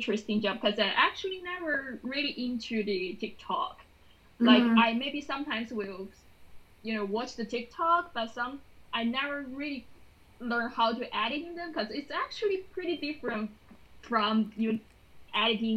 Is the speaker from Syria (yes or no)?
no; China; moved away as an adult; also born or lived in Greater Orlando; now in Orlando, United States; I'm originally from China. So I come here to study films